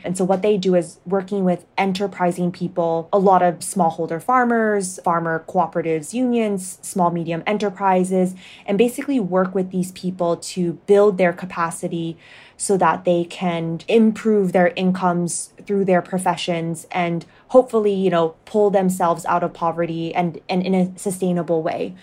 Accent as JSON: {"language": "English", "country": "Hong Kong", "tie": "born or raised there", "also_born_or_lived": "United States / Ethiopia", "moved": "as an adult", "said": "I grew up in Hong Kong, so very cosmopolitan, and then went to the United States for my undergrad"}